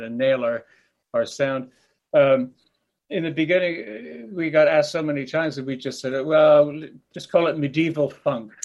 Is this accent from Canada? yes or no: yes; Canada; also born or lived in Wales; I was growing up in Canada